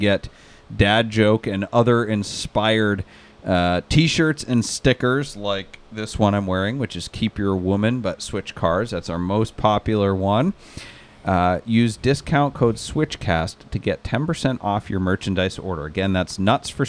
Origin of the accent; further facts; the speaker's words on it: Maine, United States; I'm from Maine.